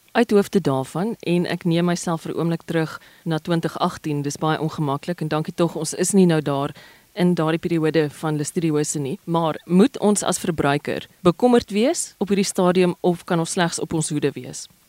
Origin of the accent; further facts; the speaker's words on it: South Africa; ons as Suid-Afrikaners